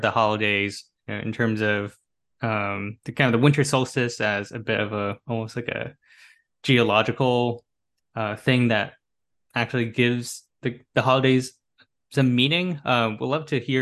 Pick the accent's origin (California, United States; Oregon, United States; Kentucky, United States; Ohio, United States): California, United States; Bay Area; moved away as an adult; also born or lived in East Coast; I grew up in the Bay Area, I grew up in California